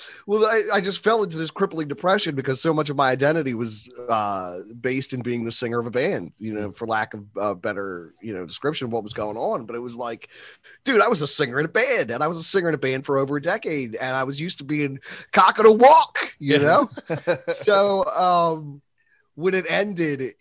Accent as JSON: {"language": "English", "town": "Philadelphia", "region": "Pennsylvania", "country": "United States", "tie": "born or raised there", "said": "I was actually born in Philly. And I was raised in an area called Olney until I was about 10. And then we moved up to the Northeast."}